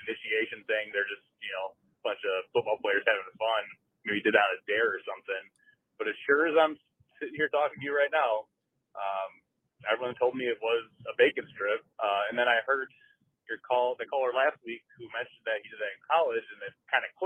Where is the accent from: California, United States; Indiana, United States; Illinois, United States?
Illinois, United States; Chicago; now in Minnesota, United States; I grew up in the Chicago area